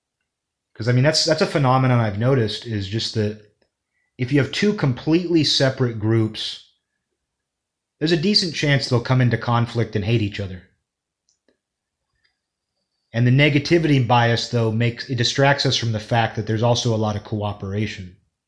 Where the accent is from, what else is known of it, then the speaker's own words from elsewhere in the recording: New York, United States; when I was growing up in New York, we all just called each other every slur in the book.